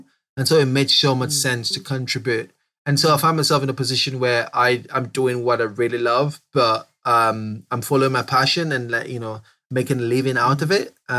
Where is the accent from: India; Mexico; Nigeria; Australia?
Nigeria; Southeast; I grew up in Southeast Nigeria. I grew up, you know, having this large secondary forest around the backyard.